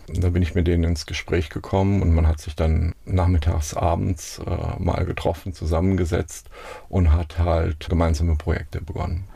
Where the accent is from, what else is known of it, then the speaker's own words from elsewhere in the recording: Baunatal, Hesse, Germany; moved away as an adult; also born or lived in Münster; now in Mainz, Germany; Ich bin in Kassel geboren, in einem Ort, in einem Dorf mit ungefähr 1000 Einwohnern, 15 Kilometer südlich von Kassel bin ich aufgewachsen